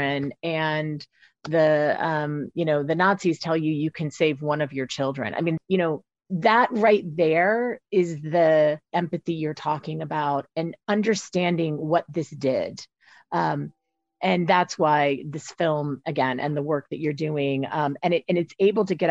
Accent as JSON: {"language": "English", "country": "United States", "said": "as an American lawyer"}